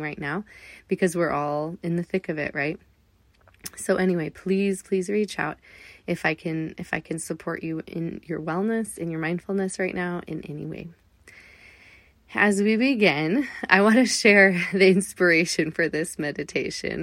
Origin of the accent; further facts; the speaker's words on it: Southern California, United States; moved away; I grew up in Southern California